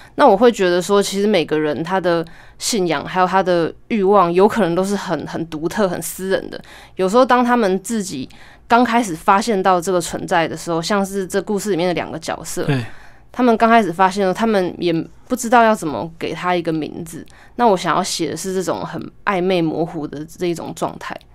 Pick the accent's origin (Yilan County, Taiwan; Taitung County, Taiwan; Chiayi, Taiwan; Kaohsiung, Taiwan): Taitung County, Taiwan; moved away as an adult; 我就回到我的故乡台东，然后在那边读那个台东大学的儿童文学研究所